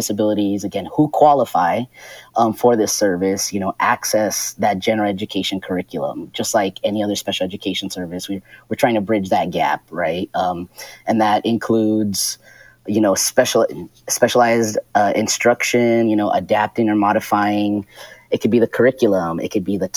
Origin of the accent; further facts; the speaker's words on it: El Paso, Texas, United States; now in Portland, United States; I am originally from El Paso, Texas